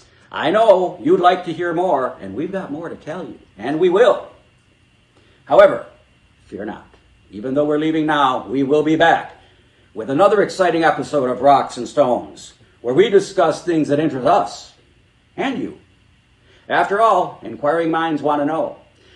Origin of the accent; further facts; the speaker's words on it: Michigan, United States; No, I'm from Michigan. It's not in Florida.